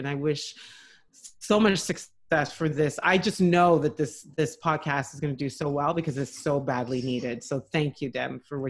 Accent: Ottawa, Ontario, Canada; born there; I was born in Ottawa, but my parents raised us like we are from there, and I'm so proud of my heritage

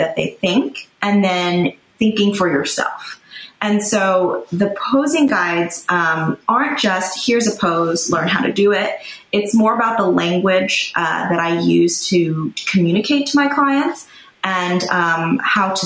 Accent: New York, United States; I grew up in New York

